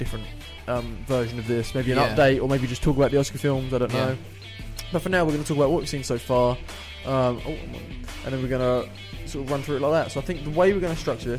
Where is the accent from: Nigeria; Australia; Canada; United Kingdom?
United Kingdom; you can probably tell by our accents that we're from the United Kingdom.